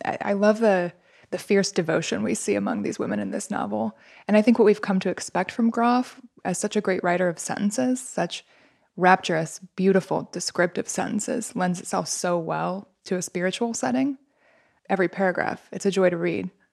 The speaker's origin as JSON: {"language": "English", "region": "Midwest", "country": "United States", "said": "I'm from the Midwest."}